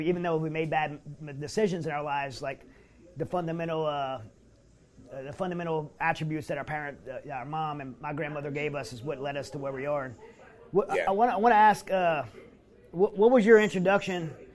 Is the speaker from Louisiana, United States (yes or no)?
yes; Louisiana, United States; I grew up in Louisiana